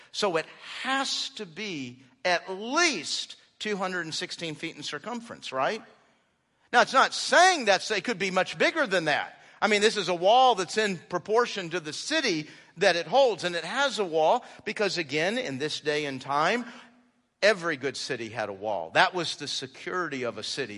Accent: Houston, Texas, United States; I grew up in Houston

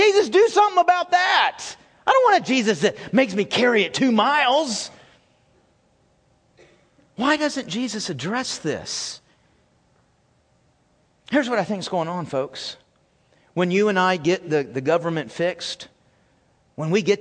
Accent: United States; I was born in America

